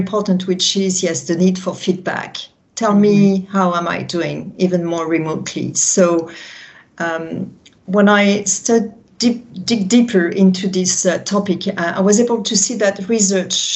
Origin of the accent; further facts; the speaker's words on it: France; accent: French; English is a second language; that's my French accent